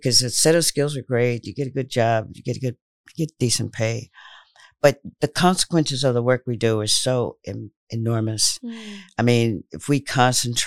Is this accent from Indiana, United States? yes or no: yes; Indiana, United States; also born or lived in St. Louis, Missouri / Providence, Rhode Island; now in Rhode Island, United States; growing up in Indiana was kind of interesting